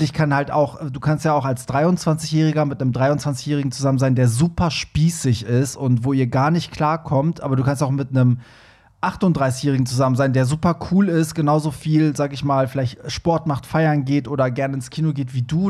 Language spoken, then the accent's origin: German; Iran; ich bin ja Iraner